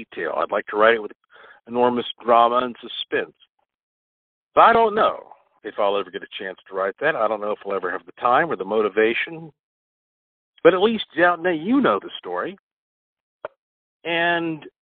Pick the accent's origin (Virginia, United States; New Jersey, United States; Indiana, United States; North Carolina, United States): North Carolina, United States; also born or lived in Puerto Rico; I was born in North Carolina